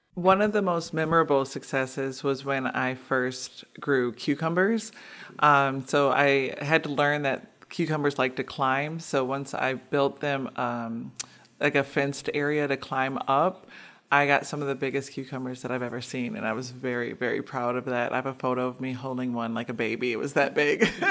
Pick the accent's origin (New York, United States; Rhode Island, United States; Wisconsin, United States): Wisconsin, United States; Milwaukee; I'm born and raised in Milwaukee. I grew up in the five three two oh six neighborhood